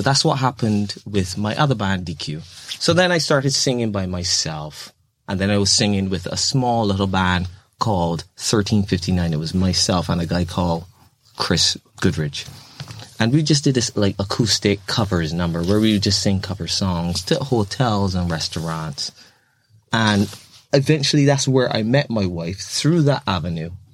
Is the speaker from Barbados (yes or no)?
yes; Barbados; now in United Kingdom; I'm from Barbados, that tiny little country